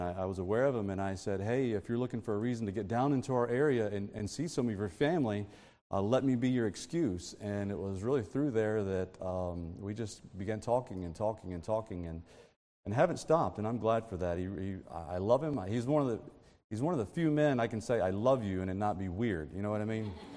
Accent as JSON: {"language": "English", "region": "Texas", "country": "United States", "said": "I'm from Texas"}